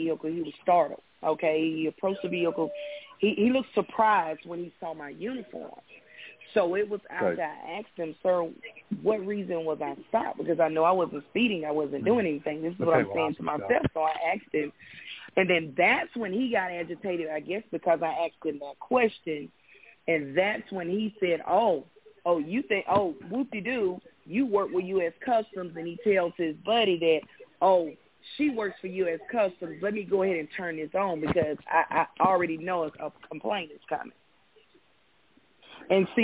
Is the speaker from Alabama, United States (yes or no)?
yes; Birmingham, Alabama, United States; moved away as an adult; also born or lived in Vermont / El Paso, Texas / Mobile, Alabama / Atlanta, Georgia; I am from Birmingham, Alabama, born and raised